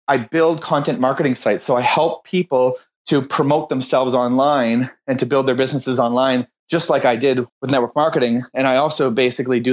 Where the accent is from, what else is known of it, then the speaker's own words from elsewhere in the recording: Moncton, New Brunswick, Canada; moved away as an adult; also born or lived in Ottawa; I was living in Ottawa at the time, but I'm from Moncton. I grew up here